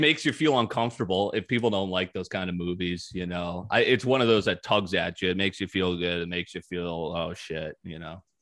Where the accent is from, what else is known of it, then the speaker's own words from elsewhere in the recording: East Coast, United States; moved away; I grew up in the East Coast. I know how people are there.